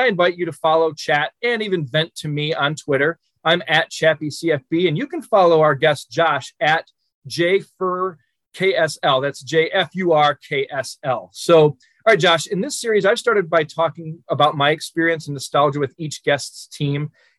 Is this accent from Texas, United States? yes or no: no; Detroit, Michigan, United States; my hometown Detroit Lions